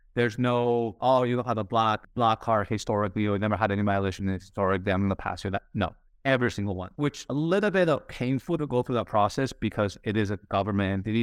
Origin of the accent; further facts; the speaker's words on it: Spain; moved away as an adult; also born or lived in United States; growing up in Spain